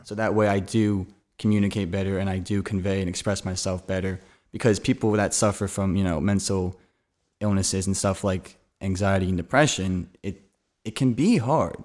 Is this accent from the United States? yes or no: yes; Gilbertsville, Pennsylvania, United States; I'm from Gilbertsville, Pennsylvania. It's outside of Philadelphia